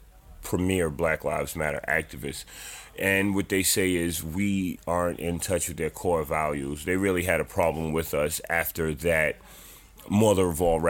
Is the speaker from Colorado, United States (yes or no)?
no; New York City, New York, United States; we grew up in the South Bronx